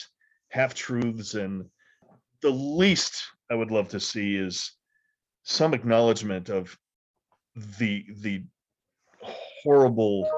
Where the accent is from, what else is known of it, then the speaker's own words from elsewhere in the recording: United States; As an American